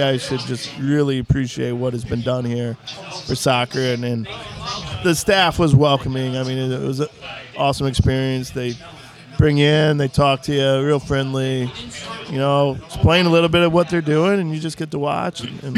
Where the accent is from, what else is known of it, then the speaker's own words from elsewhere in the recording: Granite City, Illinois, United States; moved away as an adult; also born or lived in St. Louis; now in Akron, United States; we're from Granite City